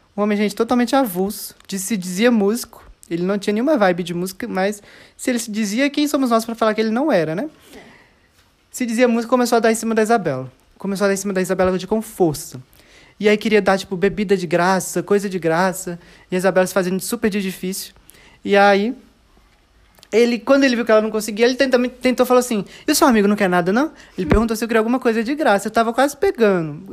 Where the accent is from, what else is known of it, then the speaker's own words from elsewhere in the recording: Minas Gerais, Brazil; a gente, como é mineiro